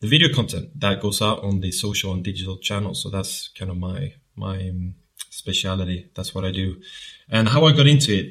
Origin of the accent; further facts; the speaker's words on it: southern Sweden, Sweden; accent: southern; moved away as an adult; now in London, United Kingdom; I'm from Sweden, and I've lived in London now for 3 years